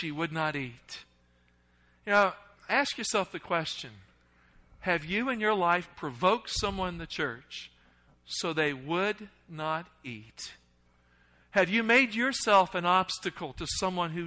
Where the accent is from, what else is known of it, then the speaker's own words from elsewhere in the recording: the South, United States; accent: Southern; I grew up in the South